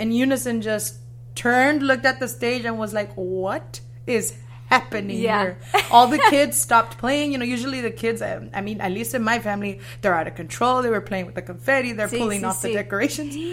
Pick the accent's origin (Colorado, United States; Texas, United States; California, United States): California, United States; Mendota; born or raised there; also born or lived in Fresno, California